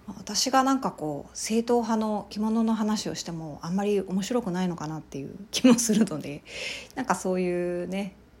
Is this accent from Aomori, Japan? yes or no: no; Ehime, Japan; now in Kansai, Japan; 私の実家があるあの愛媛県の方に帰省をしてまして